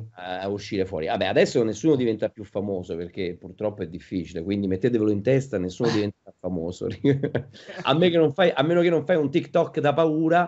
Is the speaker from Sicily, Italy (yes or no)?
no; Rome, Lazio, Italy; io ah. sono romano